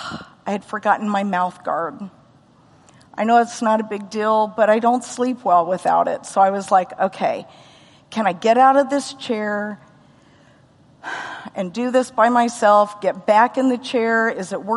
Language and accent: English; United States; also born or lived in Los Alamos, New Mexico / Missouri / Oklahoma; I grew up in Missouri and Oklahoma